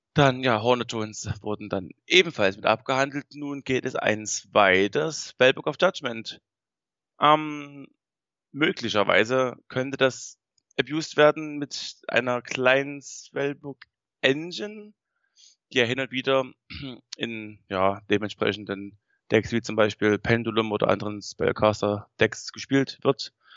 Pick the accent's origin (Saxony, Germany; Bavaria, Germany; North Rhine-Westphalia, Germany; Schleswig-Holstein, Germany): Saxony, Germany; wir kommen aus Sachsen